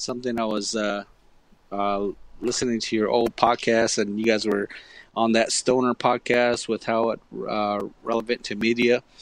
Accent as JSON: {"language": "English", "country": "United States", "said": "I'm from the Navajo Nation"}